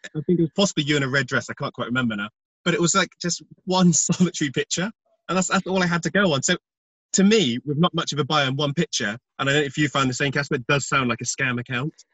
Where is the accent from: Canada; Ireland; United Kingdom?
United Kingdom; being British